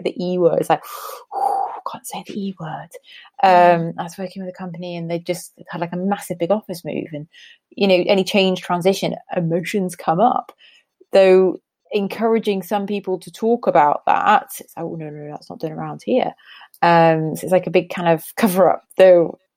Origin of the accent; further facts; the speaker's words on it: Newcastle upon Tyne, North East England, United Kingdom; moved away; I'm a Geordie born and bred